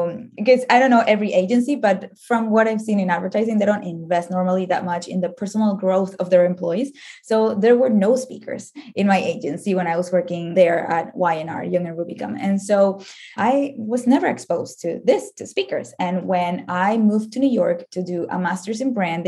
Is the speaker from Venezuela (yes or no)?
yes; Venezuela; moved away as an adult; now in United States; I am from Venezuela